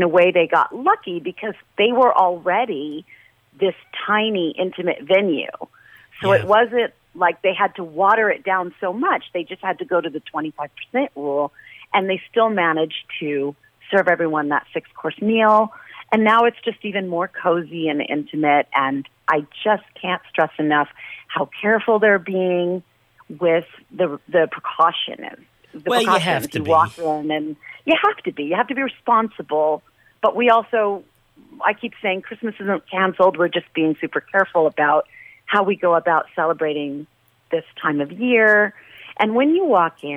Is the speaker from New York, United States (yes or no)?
yes; New York City, New York, United States; moved away as an adult; now in Las Vegas, United States; I'm from Brooklyn. I always say verklempt.